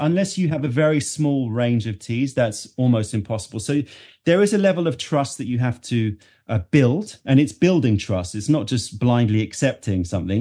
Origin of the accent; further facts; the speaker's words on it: London, United Kingdom; also born or lived in New York, United States; being born and brought up in London